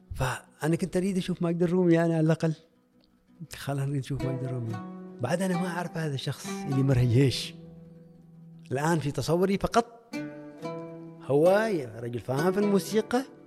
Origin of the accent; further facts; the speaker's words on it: Oman; أني مسلم من عمان